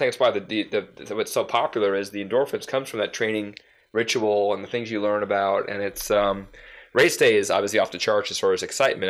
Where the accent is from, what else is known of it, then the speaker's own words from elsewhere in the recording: Long Island, New York, United States; I'm from Long Island.